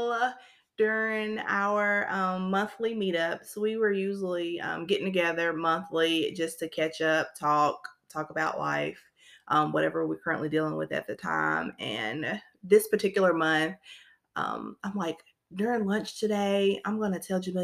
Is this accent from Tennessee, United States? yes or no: yes; Shelbyville, Tennessee, United States; I'm born and raised in Shelbyville, Tennessee.